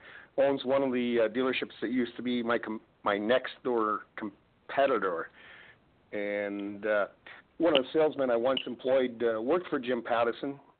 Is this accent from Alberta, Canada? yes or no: no; Saskatchewan, Canada; my hometown of Saskatchewan